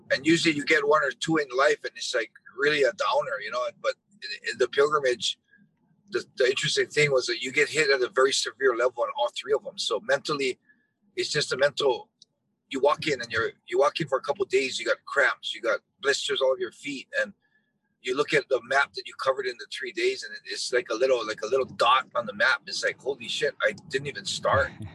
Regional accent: Hawaii, United States; my childhood living growing up in Hawaii

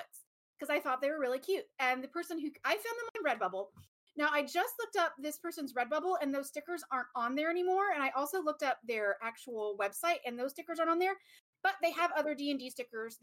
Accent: East Texas, United States; growing up in East Texas and in the swampy

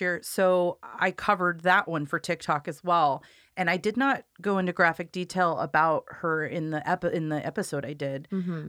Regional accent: Corvallis, Oregon, United States; I grew up in Corvallis, so my family knows her

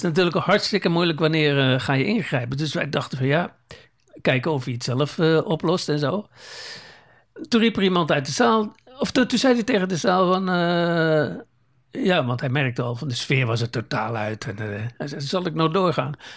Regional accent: Zeeland, Netherlands; moved away; wij komen oorspronkelijk uit Zeeland

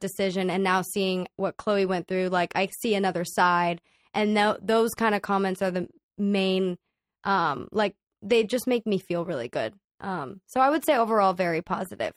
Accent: Dallas, Texas, United States; now in Los Angeles, United States; I grew up in Dallas, Texas

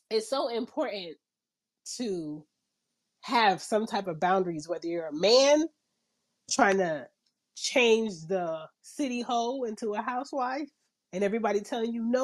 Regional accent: Philadelphia, Pennsylvania, United States; now in Atlanta, United States

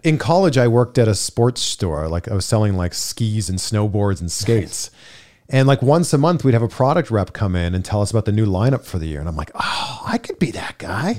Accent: Pickering, Ontario, Canada; moved away as an adult; now in Los Angeles, United States; Grew up in a town called Pickering, Ontario, population like ninety-two thousand.

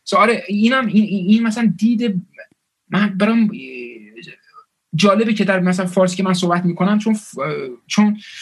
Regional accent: Bradford, Yorkshire and the Humber, United Kingdom; Persian is a second language; also born or lived in Scotland; now in Manchester, United Kingdom; تو شمال انگلیس به اسم برادفورد بزرگ شدم

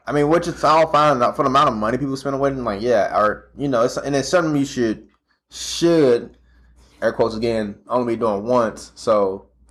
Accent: St. Louis, Missouri, United States; now in Kansas City, United States; I'm from St. Louis

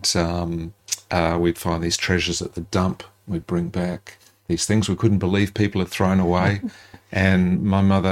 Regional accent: southern Adelaide Hills, South Australia, Australia; I was born in North Adelaide and spent most of my life really in Adelaide. So I grew up in the southern Adelaide Hills

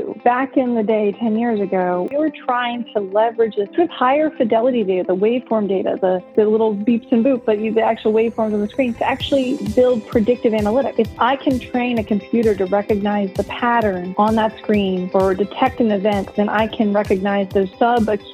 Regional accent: Richmond, Virginia, United States; I grew up in Richmond, Virginia, on the East Coast of the United States

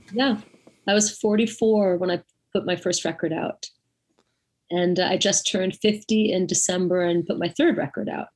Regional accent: Woodstock, New York, United States; I come from Woodstock and I uh, was born and raised here

